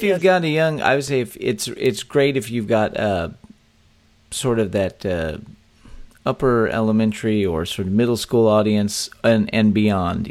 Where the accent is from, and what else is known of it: Texas, United States; born or raised there